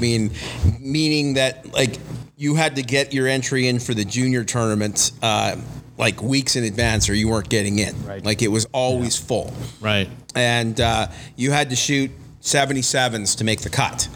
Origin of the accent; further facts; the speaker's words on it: Winnipeg, Manitoba, Canada; also born or lived in Los Angeles; I grew up in Winnipeg